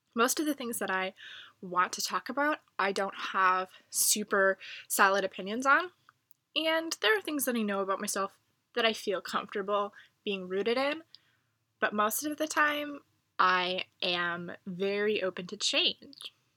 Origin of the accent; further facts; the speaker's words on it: United States; I'm from America